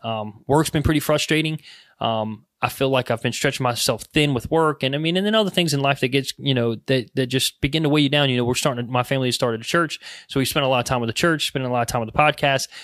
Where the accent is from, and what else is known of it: United States